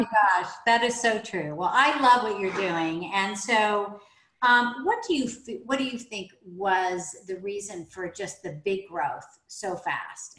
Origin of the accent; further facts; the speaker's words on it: Oklahoma, United States; I grew up in Oklahoma